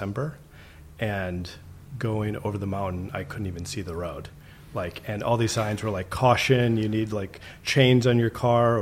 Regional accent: Sioux Falls, South Dakota, United States; moved away as an adult; also born or lived in Minnesota; now in Oakland, United States; I grew up in Sioux Falls, South Dakota. I'm like a very proud South Dakotan.

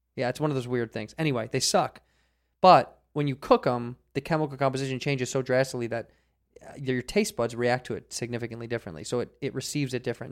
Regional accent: Chicago, Illinois, United States; now in Los Angeles, United States; I grew up in Chicago

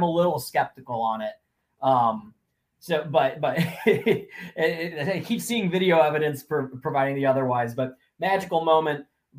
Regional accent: Columbus, Ohio, United States; I was born in Columbus. I grew up in Columbus.

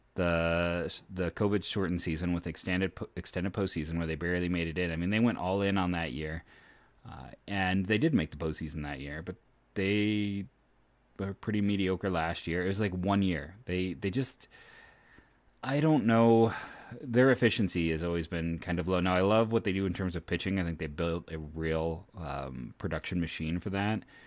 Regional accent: Ohio, United States; born and raised in Ohio

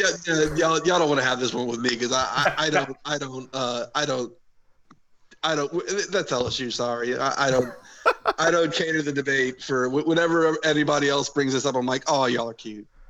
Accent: New Orleans, Louisiana, United States; I grew up in New Orleans

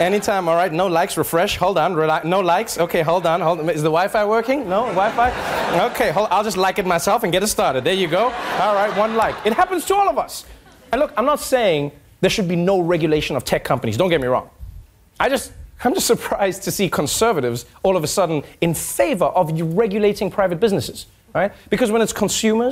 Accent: South Africa; I'm just a South African baby slammer

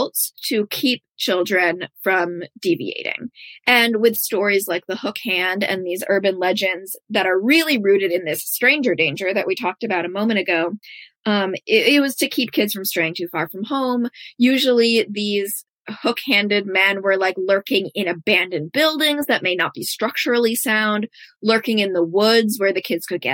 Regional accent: United States; as an American, so much of our culture is about romanticizing harm

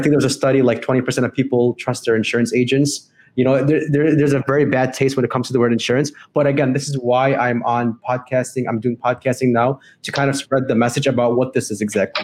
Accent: Chicago, Illinois, United States; I'm from Chicago, Illinois

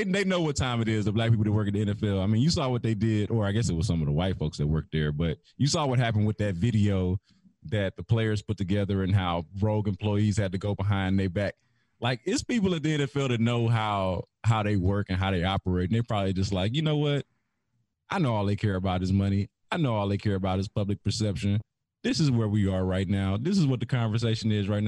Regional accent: Houston, Texas, United States; I grew up in Hiram Clark

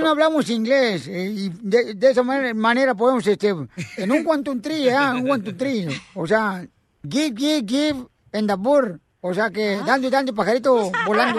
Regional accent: Ocotlán, Jalisco, Mexico; moved away; Ahí está el estadio de Ocotlán, Jalisco, también de mi pueblo natal

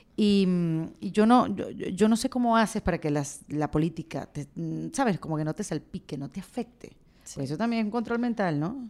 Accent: Venezuela; somos venezolanos

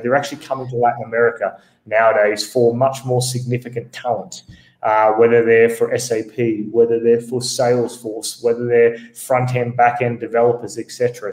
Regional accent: Australia; now in Bogota, Colombia; I'm actually Australian, uh, based here in Bogota, Colombia

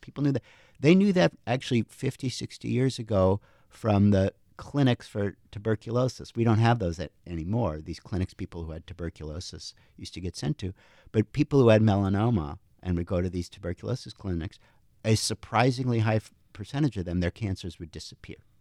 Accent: Princeton, New Jersey, United States; moved away; 'cause my parents were physicists, we grew up in Princeton

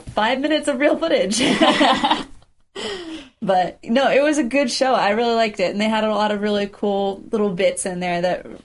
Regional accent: United States; we're American.

